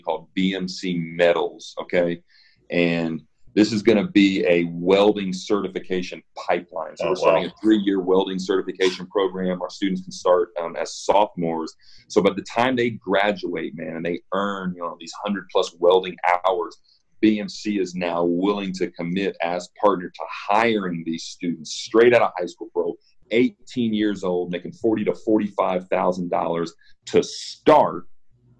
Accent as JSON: {"language": "English", "town": "Evansville", "region": "Indiana", "country": "United States", "tie": "born or raised there", "also_born_or_lived": "Nashville, Tennessee / Los Angeles", "moved": "as an adult", "said": "I grew up in Evansville, Indiana"}